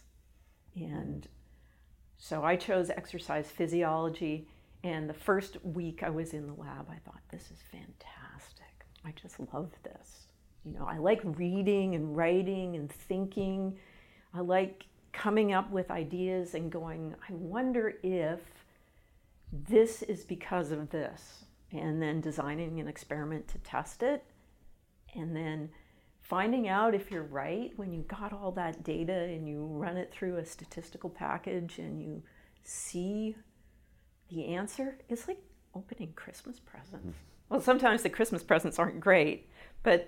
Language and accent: English; Canada; also born or lived in British Columbia; I'm from Canada, and I was in British Columbia